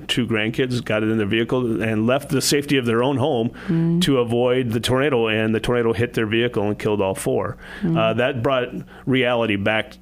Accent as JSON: {"language": "English", "town": "Adrian", "region": "Minnesota", "country": "United States", "tie": "born or raised there", "also_born_or_lived": "Wisconsin", "moved": "as an adult", "lives_now": "Sioux Falls, United States", "said": "I grew up in Adrian, Minnesota, which is a town 30 miles east of here."}